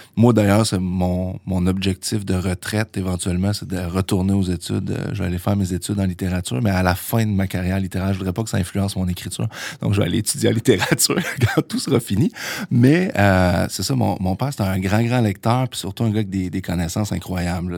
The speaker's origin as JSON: {"language": "French", "town": "Trois-Rivières", "region": "Quebec", "country": "Canada", "also_born_or_lived": "Sherbrooke", "moved": "as an adult", "said": "je viens de Trois-Rivières à la base"}